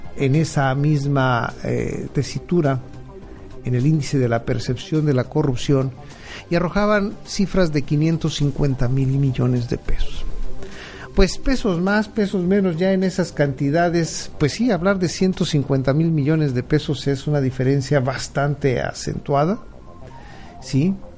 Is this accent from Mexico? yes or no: yes; Mexico; lo que somos los mexicanos